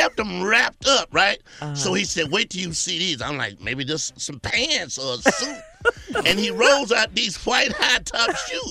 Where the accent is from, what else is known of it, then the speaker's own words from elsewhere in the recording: Columbia, South Carolina, United States; I'm from Columbia, South Carolina.